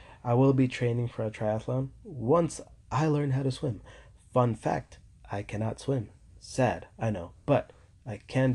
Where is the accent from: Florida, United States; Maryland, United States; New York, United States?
New York, United States; I'm from New York